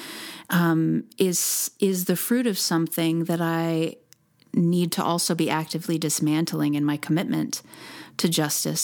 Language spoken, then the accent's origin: English; United States; I was born in the United States